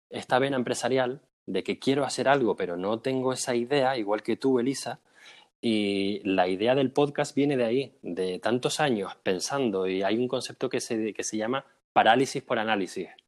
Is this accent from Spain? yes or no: yes; Canary Islands, Spain; moved away as an adult; bueno, pues yo me mudé de España, de Canarias, en 2012. Me fue muy mal en la carrera, me metí en ingeniería mecánica